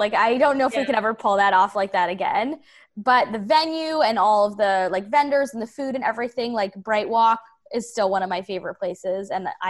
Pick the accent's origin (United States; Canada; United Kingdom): Canada; Toronto, Ontario; like where I grew up in Toronto, a lot of people don't move, like don't leave Toronto.